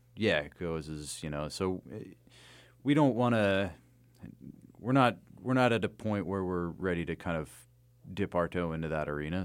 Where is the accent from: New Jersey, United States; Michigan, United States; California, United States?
New Jersey, United States; moved away; also born or lived in Astoria / Bay Ridge, Brooklyn; I'm from Jersey